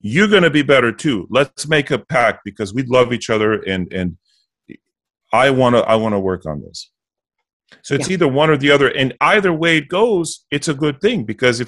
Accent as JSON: {"language": "English", "country": "Bulgaria", "tie": "born or raised there", "also_born_or_lived": "United States", "moved": "yes", "said": "I grew up in communism. I was born in the States, but my family moved us back to Bulgaria for a number of years. So I lived it"}